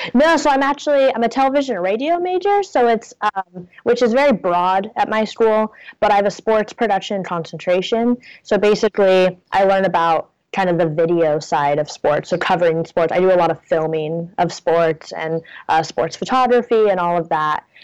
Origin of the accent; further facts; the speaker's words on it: Portland, Oregon, United States; moved away as an adult; now in Ithaca, United States; I'm originally from Portland